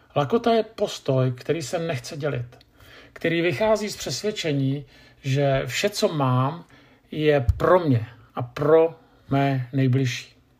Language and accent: Czech; Czechia; Jako Češi